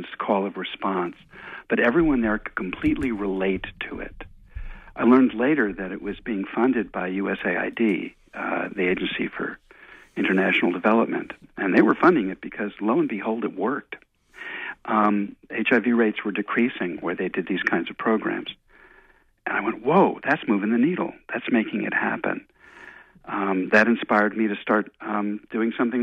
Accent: outside New York, United States; moved away as an adult; also born or lived in Chicago; I grew up outside New York and went to school in Chicago

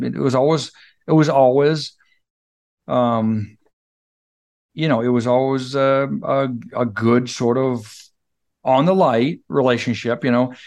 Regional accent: Fairfield, Maine, United States; also born or lived in Clinton; I grew up in Fairfield, Clinton, that area

